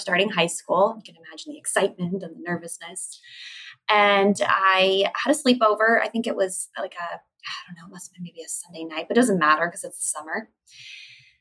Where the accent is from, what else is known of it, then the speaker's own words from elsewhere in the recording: San Diego, California, United States; I grew up with my parents in San Diego